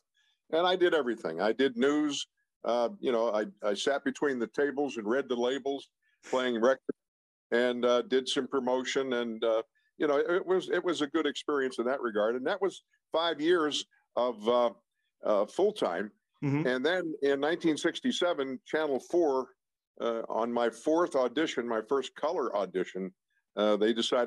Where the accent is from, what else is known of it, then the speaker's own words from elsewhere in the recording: Pittsburgh, Pennsylvania, United States; In the Garfield section of Pittsburgh, which is near East Liberty, or as we Pittsburghers say, Sliberty